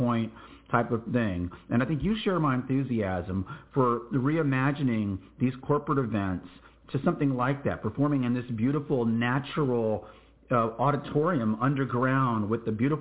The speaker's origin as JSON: {"language": "English", "town": "New Braunfels", "region": "Texas", "country": "United States", "tie": "born or raised there", "said": "in my hometown of New Braunfels, Texas"}